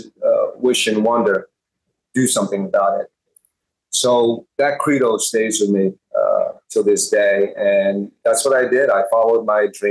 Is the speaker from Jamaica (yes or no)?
no; Hempstead, New York, United States; also born or lived in Bayside, Queens, New York; I was born in, raised my first 7 years in Bayside, Queens, and we moved to Hempstead, Long Island